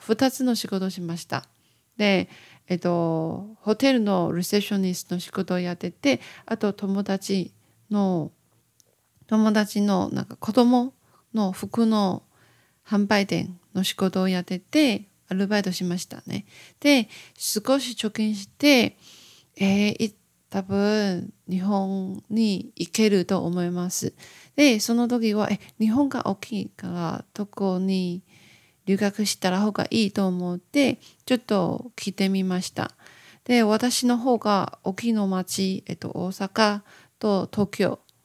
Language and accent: Japanese; Taiwan; Japanese is a second language; 私、日本語を勉強している台湾の